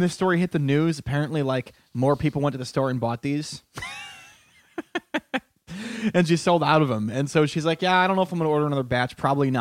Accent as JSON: {"language": "English", "region": "Connecticut", "country": "United States", "tie": "born or raised there", "said": "my home state of Connecticut"}